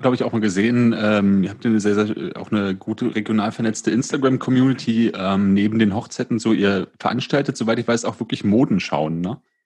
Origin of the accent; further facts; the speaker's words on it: Berlin, Germany; erlebe ich in Berlin ganz häufig